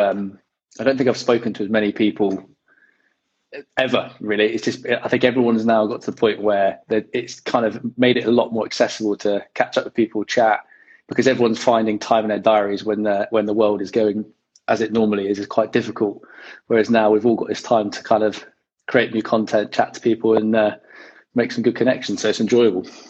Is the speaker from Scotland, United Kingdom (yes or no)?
no; West Country, South West England, United Kingdom; moved away as an adult; also born or lived in Chippenham, Wiltshire; now in London, United Kingdom; I grew up in the West Country, so my, my folks still live out that way.